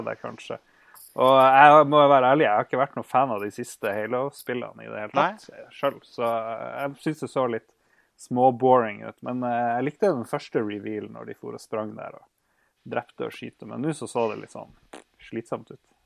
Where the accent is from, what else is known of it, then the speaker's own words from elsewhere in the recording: Norway; som nordmann